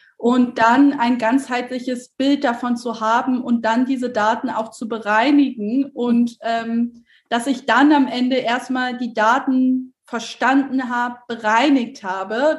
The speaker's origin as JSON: {"language": "German", "region": "Hamburg", "country": "Germany", "tie": "born or raised there", "also_born_or_lived": "Berlin", "moved": "as an adult", "said": "weil ich selber gebürtige Hamburgerin bin"}